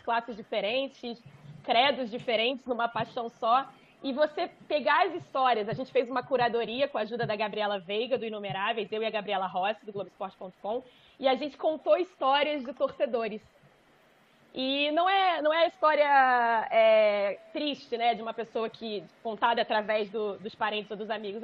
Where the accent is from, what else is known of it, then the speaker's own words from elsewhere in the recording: Brazil; eu não fiquei surpresa como brasileira